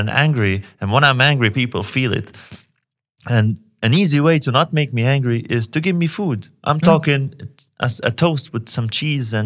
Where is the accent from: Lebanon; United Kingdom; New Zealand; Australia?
Lebanon; again, I'm from Lebanon. I'm from a place where the government doesn't take care of you the way it should.